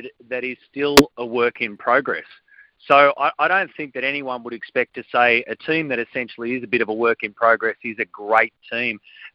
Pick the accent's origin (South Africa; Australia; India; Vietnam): Australia; as in Australian fans